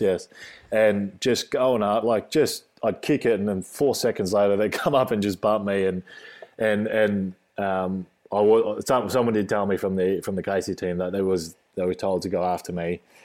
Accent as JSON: {"language": "English", "country": "Australia", "tie": "born or raised there", "said": "Australian born, just a normal, normal kid."}